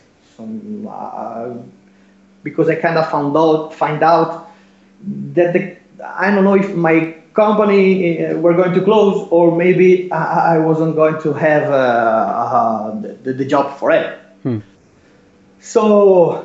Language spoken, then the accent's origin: English; Italy; English is a second language; I'm Italian, so English is my second language, or maybe my third language, because I can speak Spanish much better than English